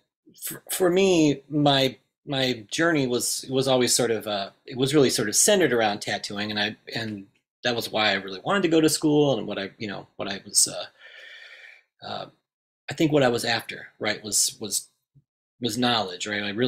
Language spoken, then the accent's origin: English; Indiana, United States; I'm from Indiana originally